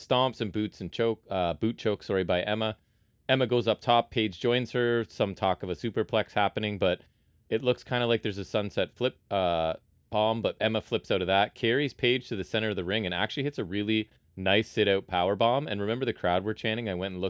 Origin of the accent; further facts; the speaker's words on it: Canada; I can tell you as a Canadian